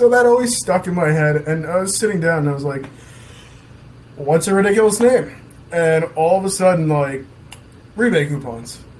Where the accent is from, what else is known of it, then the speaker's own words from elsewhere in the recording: Hawthorne, New Jersey, United States; also born or lived in Ridgewood, New Jersey; Both of us are from Jersey. Yeah. Um, okay. he's from Paramus. Okay. I'm from Hawthorne. Now we're based out of Ridgewood.